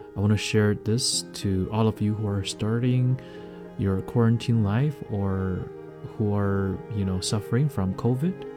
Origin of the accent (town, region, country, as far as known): Liaoning, China; born or raised there